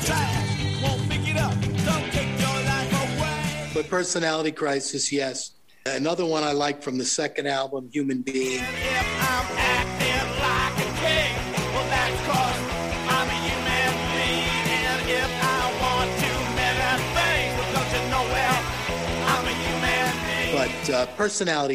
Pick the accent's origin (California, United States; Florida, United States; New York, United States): New York, United States; Long Island; moved away as an adult; also born or lived in Manhattan, New York; now in Los Angeles, United States; I came in from Long Island, you know, into Manhattan